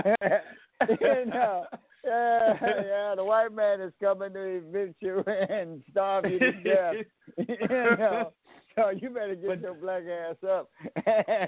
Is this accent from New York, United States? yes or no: yes; New York City, New York, United States; I grew up in Harlem in the 60s